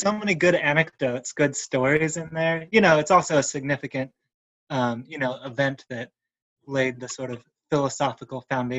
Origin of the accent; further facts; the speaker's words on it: Corpus Christi, Texas, United States; now in Chapel Hill, United States; Well, I am from Texas.